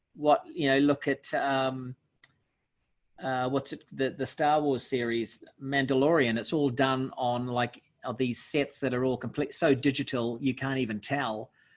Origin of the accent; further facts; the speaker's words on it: Auckland, New Zealand; I'm from Auckland.